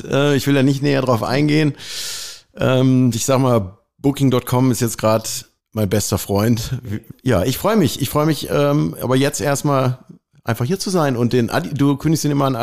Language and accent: German; Dortmund, North Rhine-Westphalia, Germany; ich komme ja aus dem Ruhrgebiet